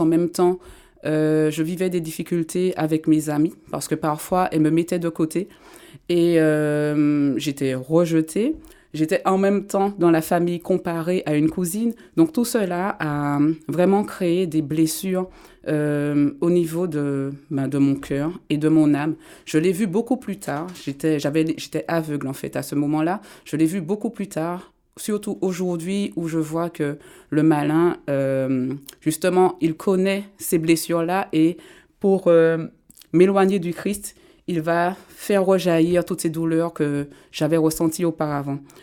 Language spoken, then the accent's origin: French; Martinique; je viens de la Martinique. J'ai grandi là-bas